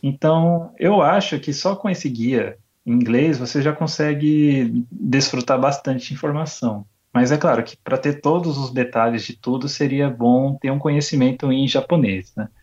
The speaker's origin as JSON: {"language": "Portuguese", "country": "Brazil", "moved": "yes", "lives_now": "Japan", "said": "de onde eu vim, no Brasil"}